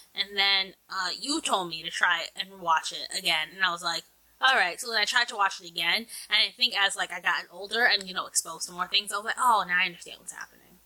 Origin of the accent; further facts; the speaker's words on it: New Jersey, United States; From New Jersey